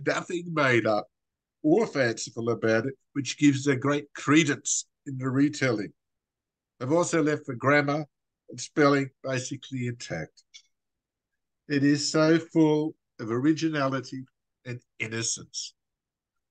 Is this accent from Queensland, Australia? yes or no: no; Wagga Wagga, New South Wales, Australia; As an Australian